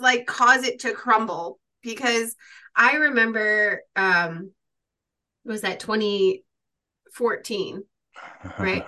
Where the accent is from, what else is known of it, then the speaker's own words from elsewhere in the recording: Chicago, Illinois, United States; I grew up in Chicago